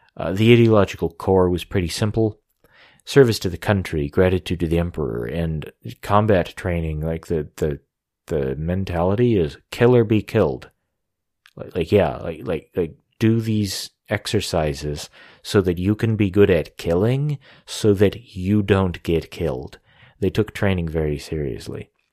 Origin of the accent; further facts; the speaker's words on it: United States; I'm an American